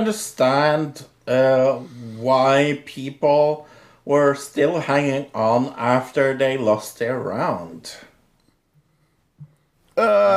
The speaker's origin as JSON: {"language": "English", "country": "Norway", "accent": "Norwegian", "said": "my Norwegian accent"}